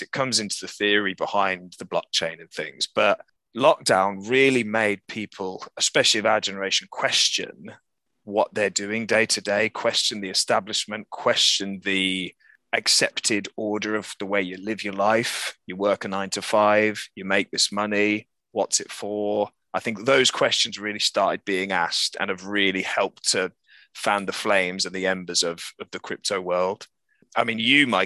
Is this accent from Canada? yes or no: no; Birmingham, West Midlands, United Kingdom; now in Bristol, United Kingdom; I'm from Birmingham as well, where Mike and I met. I now live in Bristol